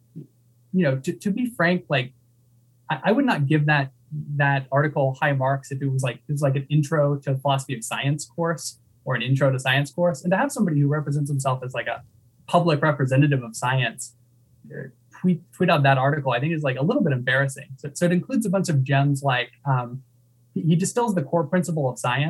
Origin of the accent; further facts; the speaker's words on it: Texas, United States; I grew up in Texas.